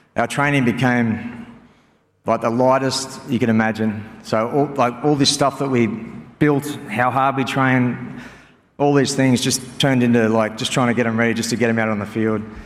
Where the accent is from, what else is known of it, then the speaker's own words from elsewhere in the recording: Northern Beaches, New South Wales, Australia; also born or lived in Auckland, New Zealand; now in Penrith, Australia; we're from the Northern Beaches.